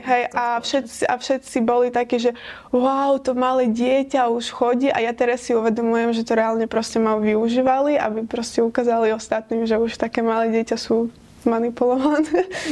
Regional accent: Ukraine; Slovak is a second language; now in Slovakia; som Ukrajinka a síce tu žijem oveľa dlhšie

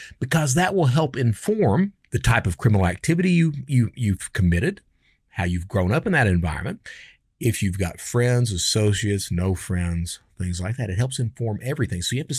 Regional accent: New York, United States; born there; And I come from, I was born in New York, but we migrated down. We moved down. My dad was in the military.

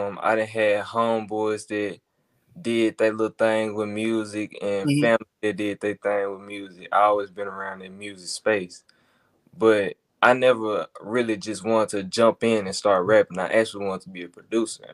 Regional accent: Memphis, Tennessee, United States; I'm from Memphis as a whole.

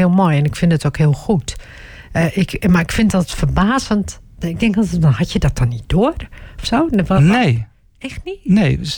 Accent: Turkey; ik, ik ben Turks hè.

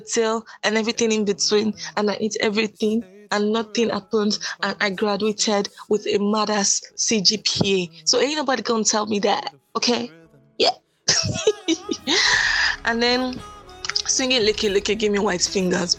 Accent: Nigeria; I grew up believing as a Nigerian child

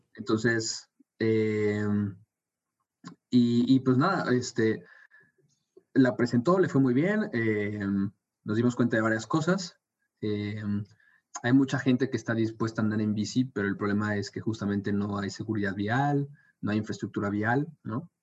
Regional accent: Mexico City, Mexico; now in Monterrey, Mexico; yo crecí en Ciudad de México

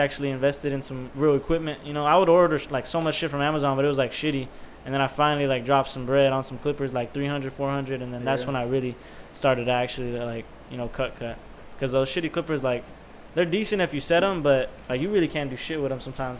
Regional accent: Columbus, Texas, United States; I'm from Columbus, Texas, actually.

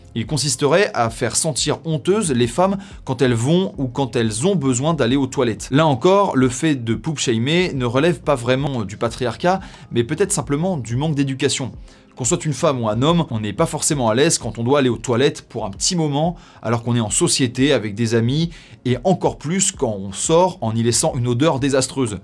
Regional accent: France; Chez nous en France

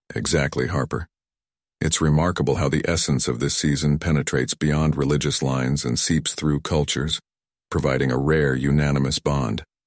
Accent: South Korea; my home country, South Korea

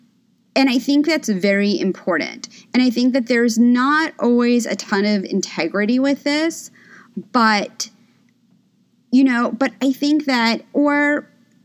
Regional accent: New York City, New York, United States; I'm originally from New York City. I grew up on the Upper East Side

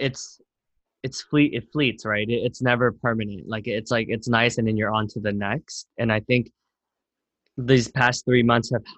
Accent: Camden, New Jersey, United States; now in New York City, United States; I was born in Camden, New Jersey, which is like at one point like rated the most dangerous city in America

